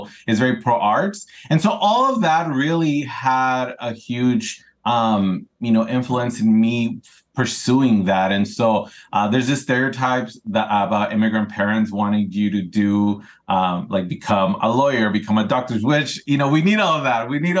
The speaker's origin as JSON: {"language": "English", "region": "California", "country": "United States", "tie": "born or raised there", "also_born_or_lived": "Ensenada, Mexico", "said": "I grew up here in Southern California. I was born in Ensenada, Mexico, Arribos Cachanillas. And I came here when I was still developing, you know, as a teenager, right?"}